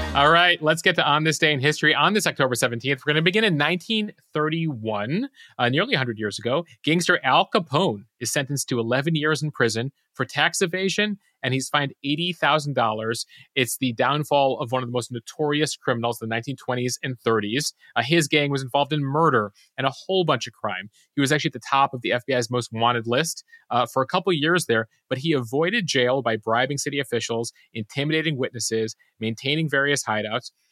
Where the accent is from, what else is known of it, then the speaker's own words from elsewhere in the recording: Chicago, Illinois, United States; I grew up in Chicago